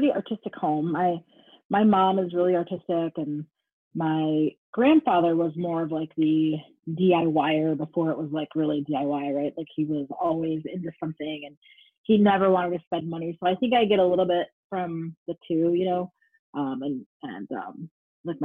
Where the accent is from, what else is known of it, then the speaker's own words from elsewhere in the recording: Detroit, Michigan, United States; I'm originally from Detroit, Michigan